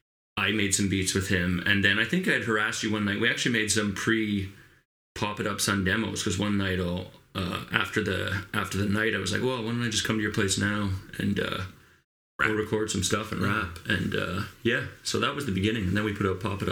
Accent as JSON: {"language": "English", "town": "Kingston", "region": "Ontario", "country": "Canada", "tie": "born or raised there", "also_born_or_lived": "Wolfe Island, Ontario / Cadillac, Quebec / Timmins, Ontario / Toronto, Ontario", "said": "we moved back to Kingston, Ontario in 84. And I've mostly been here since"}